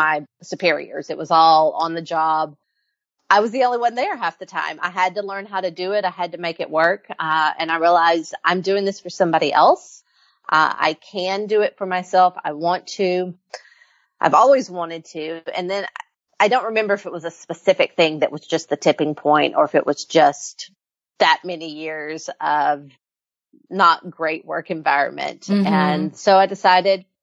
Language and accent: English; Fayetteville, United States; I moved back to my hometown of Fayetteville